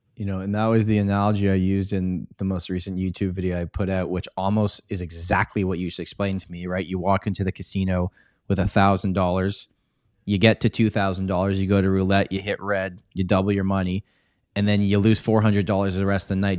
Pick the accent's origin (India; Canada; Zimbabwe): Canada; Toronto, Ontario; I was born and raised in Toronto. Uh, pretty much been here my whole life